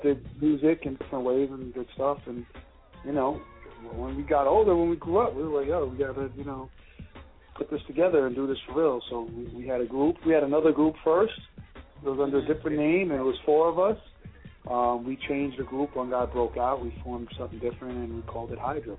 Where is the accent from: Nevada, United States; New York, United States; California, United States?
New York, United States; New York City; born or raised there